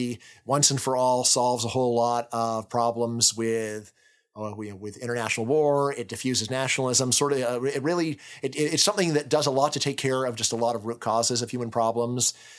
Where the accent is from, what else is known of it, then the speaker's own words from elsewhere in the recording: California, United States; I'm from California